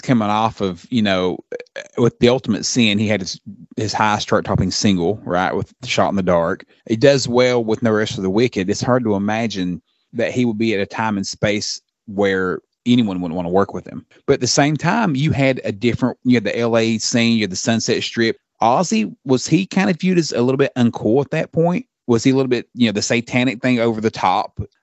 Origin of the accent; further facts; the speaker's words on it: Australia; as an Aussie fan